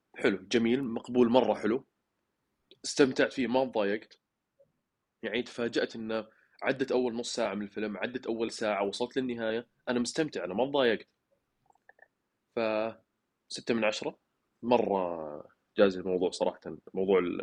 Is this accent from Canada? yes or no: no; Saudi Arabia; لنا كعرب او كسعوديين